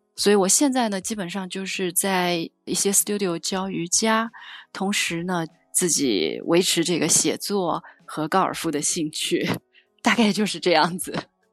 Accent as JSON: {"language": "Chinese", "region": "Shanghai", "country": "China", "tie": "born or raised there", "moved": "as an adult", "lives_now": "Vancouver, Canada", "said": "我呢是出生在上海"}